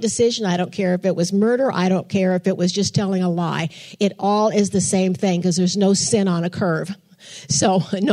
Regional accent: Portland, Oregon, United States; moved away; I'm from Portland, Oregon

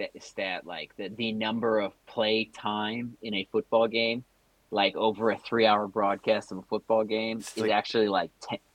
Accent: United States; we're very American centric.

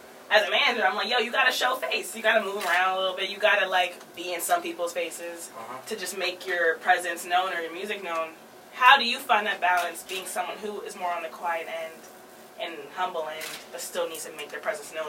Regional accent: New York, United States; Me and my co-hosts are from New York

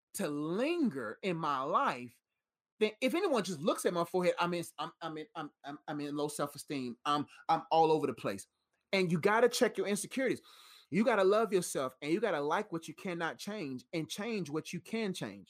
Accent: Nigeria; I'm Nigerian, so I got Nigerian traits.

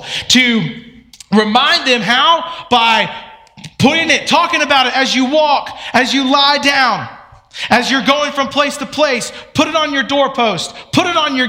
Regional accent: Atlanta, Georgia, United States; I grew up in Atlanta

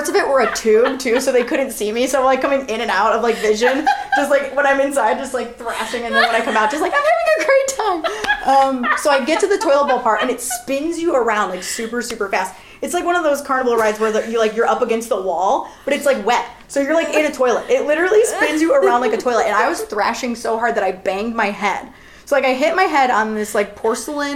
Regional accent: North Royalton, Ohio, United States; I'm actually known in my hometown as, like, one of the best swimmers to ever come out of North Royalton High School

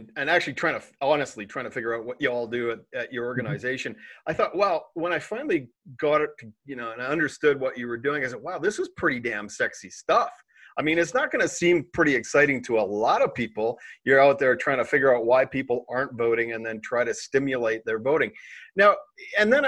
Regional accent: Canada; I'm a Canadian

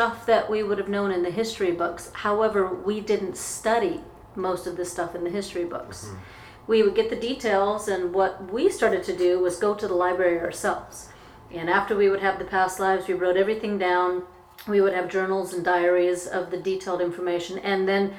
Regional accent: Anchorage, Alaska, United States; I grew up in Alaska. I grew up in Anchorage, Alaska

